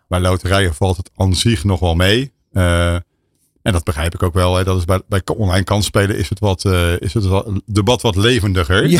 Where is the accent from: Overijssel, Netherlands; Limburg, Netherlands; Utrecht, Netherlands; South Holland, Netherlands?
South Holland, Netherlands; Rotterdam; ik ben Rotterdammer